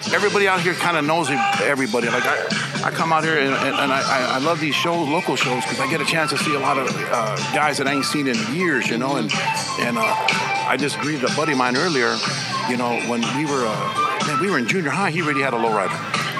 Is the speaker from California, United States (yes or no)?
yes; Rialto, California, United States; also born or lived in San Bernardino; I'm born and raised right here in the Inland Empire. I'm originally from Rialto. See, Rialto butts up to San Bernardino, Colton, Bloomington, Fontana, all around us.